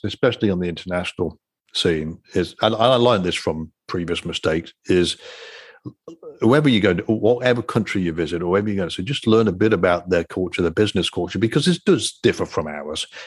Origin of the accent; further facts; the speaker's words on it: England, United Kingdom; moved away; I'm from England